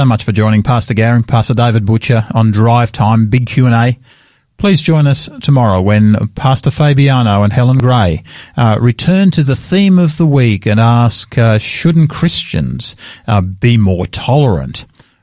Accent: Australia; I'm an Australian and I'm incredibly proud of being an Australian.

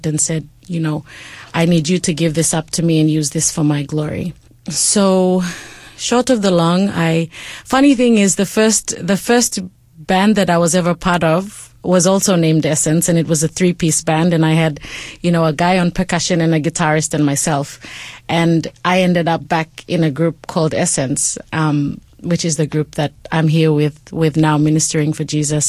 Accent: Port Moresby, National Capital District, Papua New Guinea; I was raised in Papua New Guinea, in Port Moresby is where I spent most of my life.

